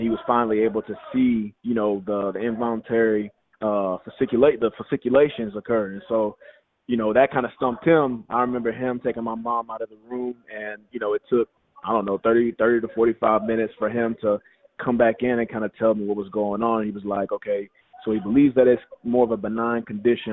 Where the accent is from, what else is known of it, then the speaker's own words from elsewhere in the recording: Louisiana, United States; moved away as an adult; now in Philadelphia, United States; I'm from Louisiana